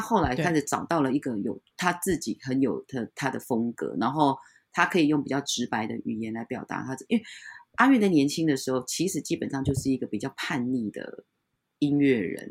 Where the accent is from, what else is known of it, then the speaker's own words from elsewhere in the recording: Taiwan; Chinese is a second language; 我们原住民常常会被人家认为是泰国人